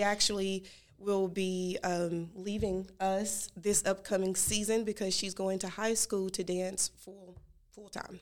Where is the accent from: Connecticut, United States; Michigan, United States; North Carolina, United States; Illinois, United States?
North Carolina, United States; Gastonia; I grew up in Gaston, Gastonia